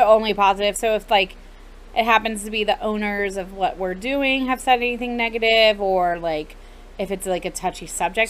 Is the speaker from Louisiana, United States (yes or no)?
no; Atlanta, Georgia, United States; now in Jacksonville, United States; I'm from Atlanta